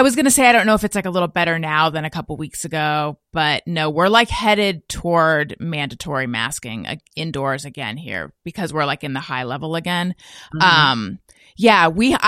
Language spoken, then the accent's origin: English; California, United States; moved away as an adult; also born or lived in New York; I'm from California, I lived in New York, but when I moved back to California